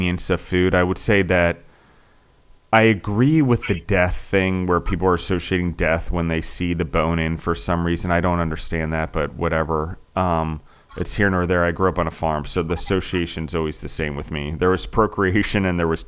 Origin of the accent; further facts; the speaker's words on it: East Coast, United States; moved away; I grew up on the East Coast, so we had ocean fish in Chesapeake Bay